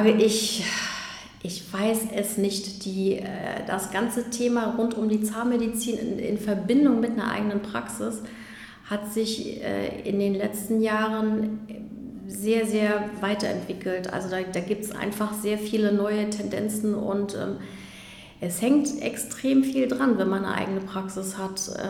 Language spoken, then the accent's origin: German; Magdeburg, Saxony-Anhalt, Germany; also born or lived in Berlin; Genau, aufge, aufgewachsen bin ich in Magdeburg.